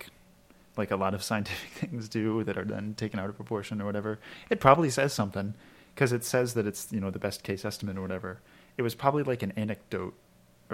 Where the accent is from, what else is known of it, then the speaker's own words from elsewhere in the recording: Maryland, United States; I'm from Maryland